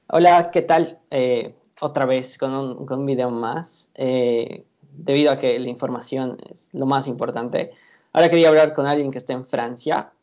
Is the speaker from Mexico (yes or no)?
no; Bolivia; como latinos eh, y como bolivianos